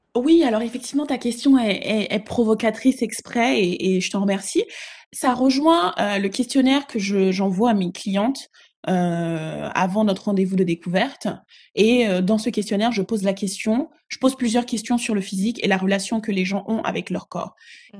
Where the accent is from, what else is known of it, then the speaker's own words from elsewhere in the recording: Togo; also born or lived in Ghana; now in Paris, France; Mes deux parents sont ghanéens et ils ont migré au Togo, donc je suis togolaise également